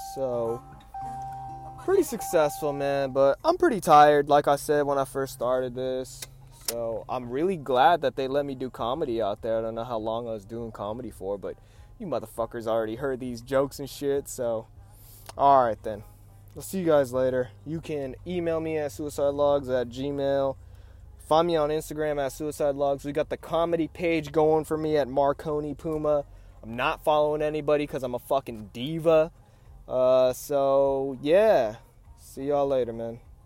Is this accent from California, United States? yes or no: yes; the Bay Area, California, United States; We're all from the Bay Area